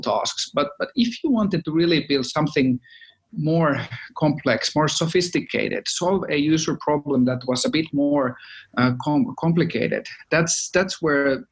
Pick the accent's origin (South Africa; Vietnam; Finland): Finland; moved away; We are from Finland originally, so of course all Finns needed to do their mandatory Nokia stint